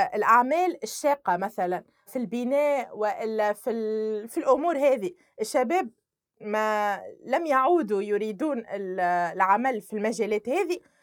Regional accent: Sfax, Sfax Governorate, Tunisia; انا كشابه عمري 22 سنه ولدت في تونس تونس هي اللي كبرتني

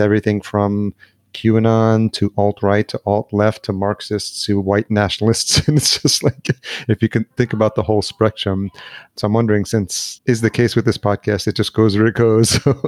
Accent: Yonkers, New York, United States; I grew up in Yonkers

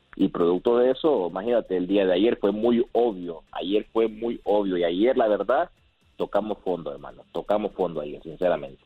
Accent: Honduras; como hondureño que soy

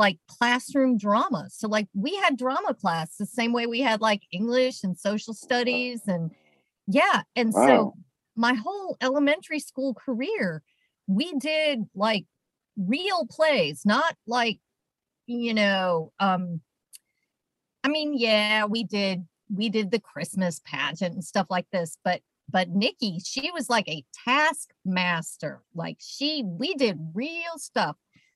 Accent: Atlanta, Georgia, United States; I grew up in Atlanta.

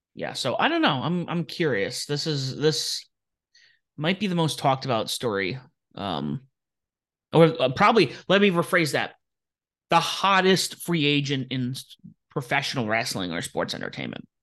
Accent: Rhode Island, United States; moved away; Kingston, Rhode Island, the town that is south of my hometown

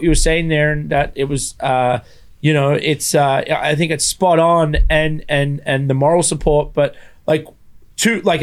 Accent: Australia; moved away; I grew up in Australia

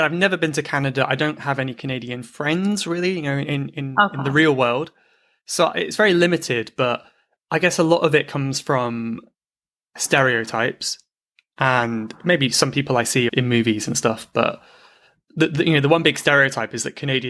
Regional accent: Plymouth, South West England, United Kingdom; born there; Do you know I was born in Plymouth?

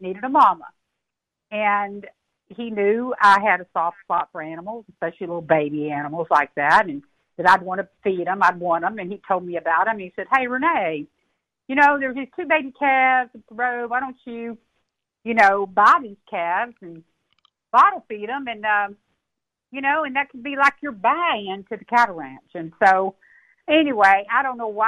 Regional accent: Texas, United States; I grew up in Texas, and I had a collection of leather boots. I was a traditional Texas girl

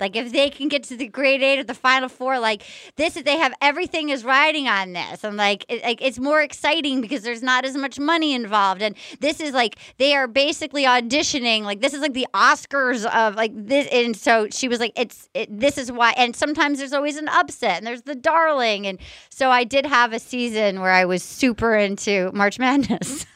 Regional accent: Fall River, Massachusetts, United States; moved away; I'm basically a masshole. I was born in Fall River

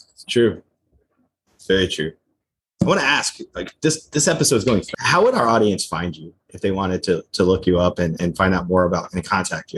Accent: New Jersey, United States; I grew up in New Jersey

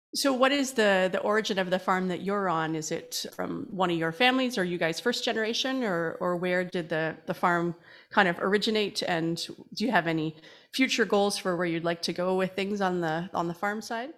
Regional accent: Canada; as a Canadian

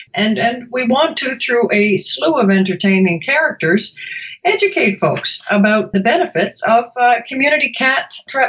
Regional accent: Canada; moved away as an adult; now in Chicago, United States; especially I came to Chicago from Canada, actually, about 20 odd years ago, which means I'm roughly 20 years old.

